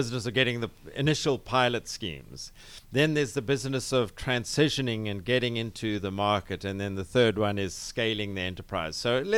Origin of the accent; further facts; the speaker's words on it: Cape Town, Western Cape, South Africa; moved away as an adult; You can tell from my accent, I'm not originally from here, originally from Cape Town mm-hmm. in South Africa, but been here for some 25 years building a succession of technology businesses.